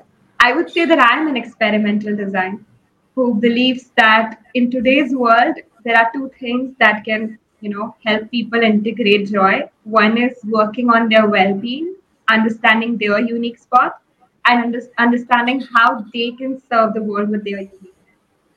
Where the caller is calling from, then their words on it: Ahmedabad, Gujarat, India; So I'm joining from Ahmedabad, India.